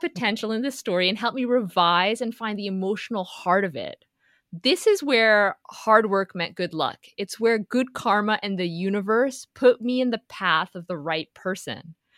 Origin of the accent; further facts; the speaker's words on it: Houston, Texas, United States; I grew up in Houston, Texas